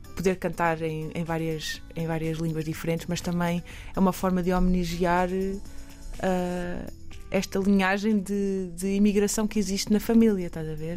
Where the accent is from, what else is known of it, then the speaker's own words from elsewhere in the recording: Bombarral, Centro, Portugal; moved away as an adult; now in Toronto, Canada; eu, cresci aqui em Portugal, mas nasci em Toronto